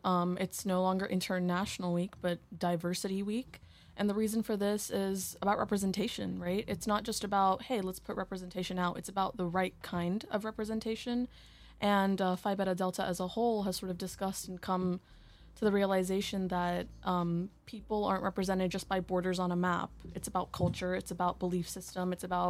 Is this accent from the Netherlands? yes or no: no; India; born there; also born or lived in United States; I was born in India.